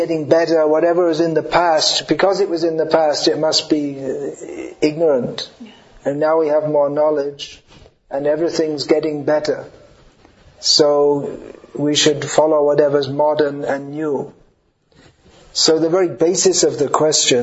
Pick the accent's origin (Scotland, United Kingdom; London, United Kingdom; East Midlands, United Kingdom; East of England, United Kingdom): London, United Kingdom; I'm from London.